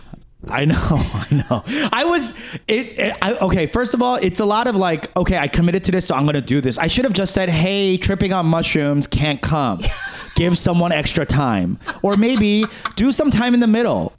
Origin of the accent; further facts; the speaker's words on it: New York, United States; it's just how I was raised in New York.